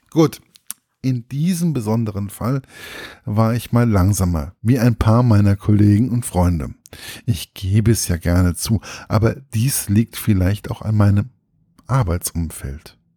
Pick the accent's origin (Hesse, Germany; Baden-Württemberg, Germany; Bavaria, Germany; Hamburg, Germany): Hesse, Germany; Gießen; ein Krimi, der in einer in meiner Heimatstadt spielt